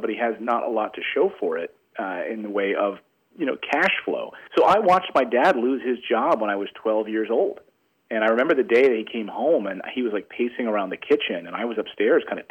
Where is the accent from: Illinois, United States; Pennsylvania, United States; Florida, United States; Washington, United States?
Pennsylvania, United States; Philadelphia; moved away; my hometown of Philadelphia